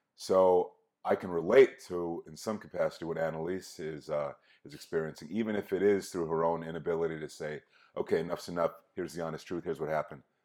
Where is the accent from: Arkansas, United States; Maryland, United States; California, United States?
California, United States; Inglewood; growing up in Inglewood in L